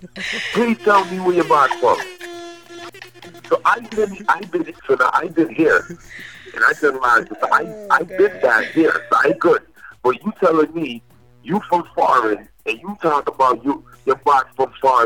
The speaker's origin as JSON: {"language": "English", "town": "Newark", "region": "New Jersey", "country": "United States", "said": "I'm from Newark, Brick City. We don't take that type of disrespect over here. And I love my city."}